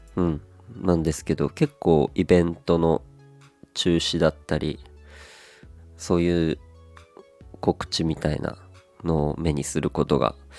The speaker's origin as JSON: {"language": "Japanese", "region": "Aomori", "country": "Japan", "tie": "born or raised there", "moved": "yes", "lives_now": "Kanto, Japan", "said": "僕はこう青森出身雪国出身でございまして"}